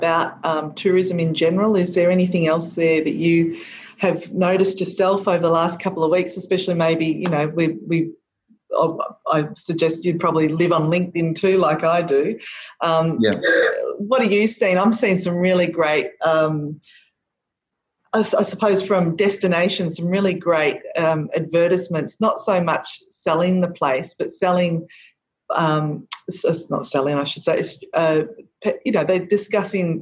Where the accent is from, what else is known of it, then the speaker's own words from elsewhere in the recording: Gippsland, Victoria, Australia; also born or lived in Warragul; I'm from Gippsland too, as you know, and we've got some great walking tracks here